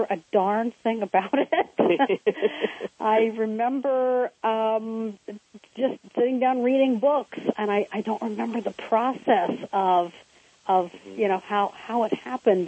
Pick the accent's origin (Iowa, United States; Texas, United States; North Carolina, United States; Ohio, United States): Ohio, United States; Cincinnati; I grew up in Cincinnati